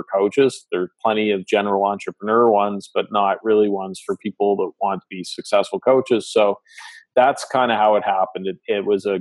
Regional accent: Canada; accent: Canadian; I'm Canadian, so pardon the accent

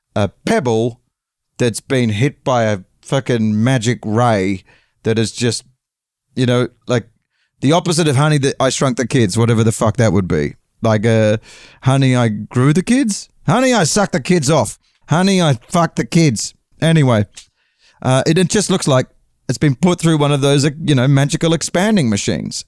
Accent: London, United Kingdom; accent: English; I'm uh, visiting from London

